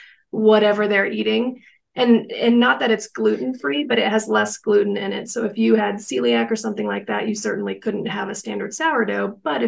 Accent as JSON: {"language": "English", "region": "East Coast", "country": "United States", "moved": "yes", "said": "I'm a Cancer and I am from the East Coast"}